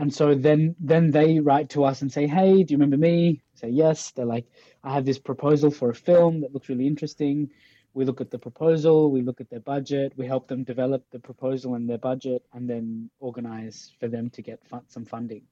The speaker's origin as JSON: {"language": "English", "country": "Australia", "also_born_or_lived": "Pakistan", "moved": "yes", "lives_now": "Denmark", "said": "I'm from Australia, so I come from a colonized country in a way, yeah. but I'm I'm a migrant from Pakistan along the way"}